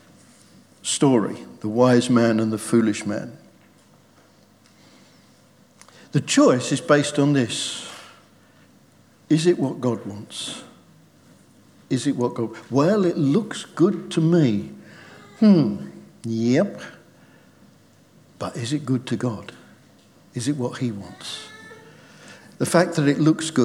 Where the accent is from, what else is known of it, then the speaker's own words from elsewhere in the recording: United Kingdom; We're British